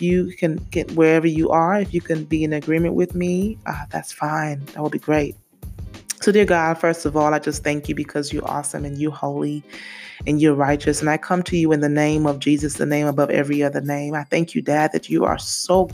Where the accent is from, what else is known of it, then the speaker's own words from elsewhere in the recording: St. Lucia; now in Memphis, United States; I'm originally from St. Lucia in the West Indies. I've been in the States for a long time. I want to say since 98. Been living in Memphis since 2006.